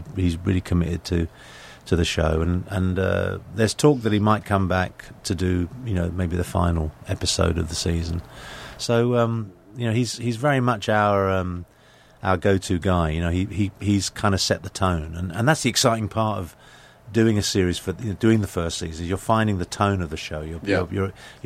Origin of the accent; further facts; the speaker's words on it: London, United Kingdom; moved away as an adult; now in United States; born and raised in England, mm-hmm. now an American citizen.